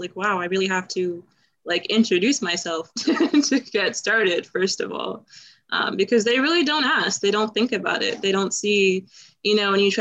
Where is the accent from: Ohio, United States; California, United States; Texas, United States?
Ohio, United States; Cincinnati; moved away; my hometown, Cincinnati